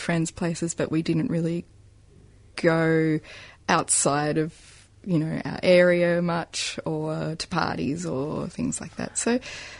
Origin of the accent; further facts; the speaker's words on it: Adelaide, South Australia, Australia; I grew up in Croydon. Adelaide.